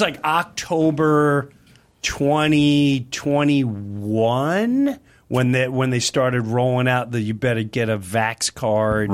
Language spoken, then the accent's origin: English; Nassau County, Long Island, New York, United States; I'm from Nassau County